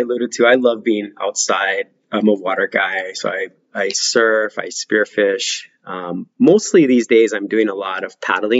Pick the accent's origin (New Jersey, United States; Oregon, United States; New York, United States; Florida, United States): Oregon, United States; now in Hawaii, United States; So I'm originally from Oregon. I lived in a really rural town. And when I say rural, I mean rural, like you didn't see your nearest neighbor's home. I had a 45-minute bus ride to school in the morning.